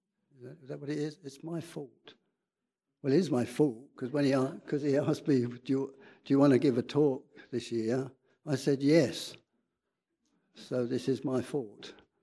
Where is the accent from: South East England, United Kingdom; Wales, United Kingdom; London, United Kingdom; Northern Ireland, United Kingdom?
London, United Kingdom; Edmonton; Because I was born in England, North London, highly salubrious North London. Edmonton.